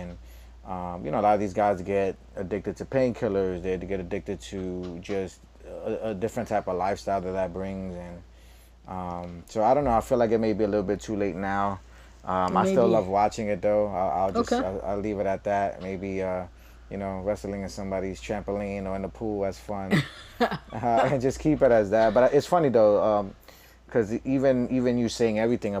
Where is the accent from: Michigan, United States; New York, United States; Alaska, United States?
New York, United States; New York City; me growing up in East New York